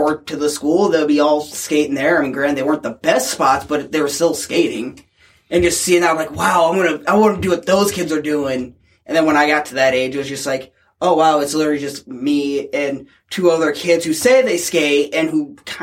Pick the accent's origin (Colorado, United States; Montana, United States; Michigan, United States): Michigan, United States; Three Oaks; growing up in Three Oaks, of all fucking places, you know, it's a one-light town